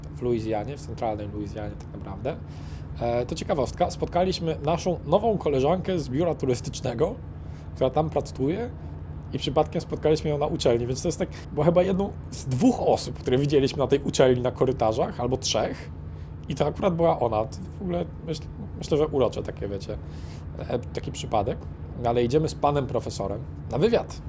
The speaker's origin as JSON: {"language": "Polish", "country": "Poland", "said": "jesteśmy z Polski"}